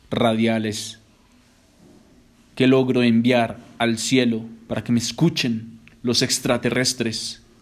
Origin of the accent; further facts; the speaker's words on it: Moscow, Russia; born there; Yo nací en Moscú, de papá colombiano, de mamá rusa.